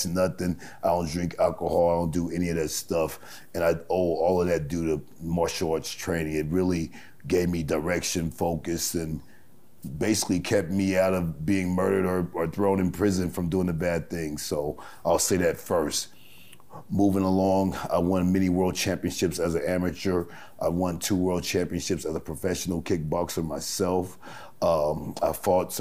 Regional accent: Los Angeles, California, United States; now in Las Vegas, United States; I grew up in Los Angeles, you know, in the late 70s, early 80s.

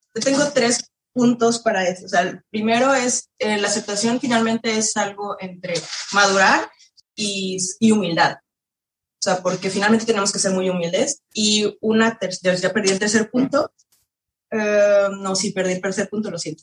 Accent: Mexico; moved away as an adult; now in France; yo de todas formas siendo mexicana

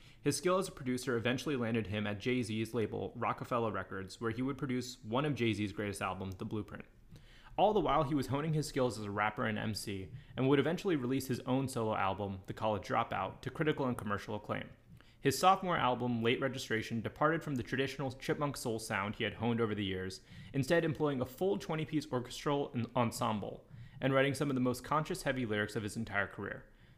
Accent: India; I'm Indian, maybe that counts.

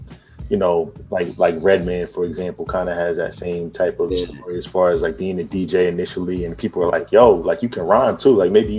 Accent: Virginia, United States; I'm from Virginia.

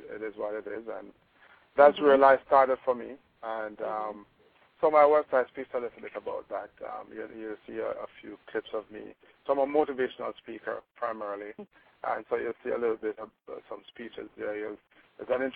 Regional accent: Kingston, Jamaica; I grew up in Olympic Gardens, or as most Jamaicans know, my part of Olympic Gardens as Waterhouse or Firehouse

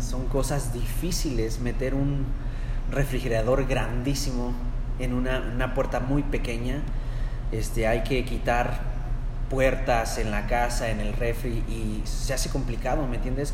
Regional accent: Mexico; now in United States; la cultura mexicana o hispana, que somos

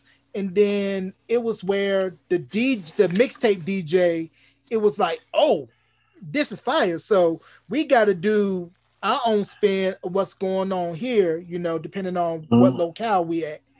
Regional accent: North Carolina, United States; moved away; I'm originally from North Carolina

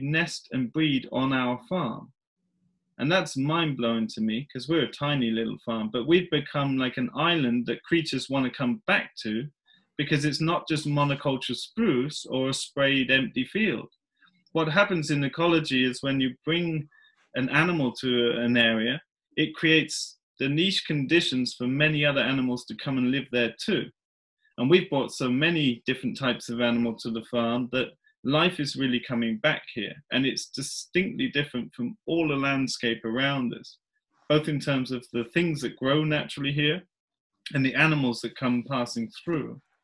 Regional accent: England, United Kingdom; moved away as an adult; now in Värmland, Sweden; I grew up in England

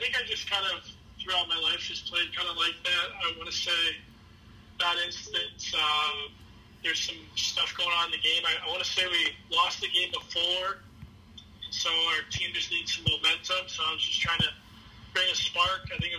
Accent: St. Louis, Missouri, United States; Obviously growing up, the Blues, I don't want to say they were a bad team

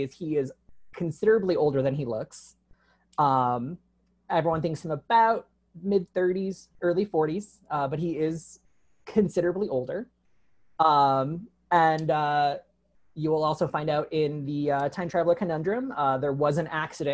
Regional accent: Chicago, Illinois, United States; moved away as an adult; also born or lived in St. Louis, Missouri; now in Tucson, United States; I'm from Chicago, and I'm like, hometown pride

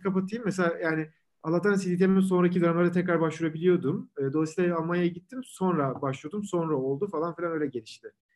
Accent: İzmir, Turkey; moved away as an adult; also born or lived in Ankara, Turkey / Munich, Germany; now in London, United Kingdom; İzmirliyim. Ee, İzmir'de doğup büyüdüm.

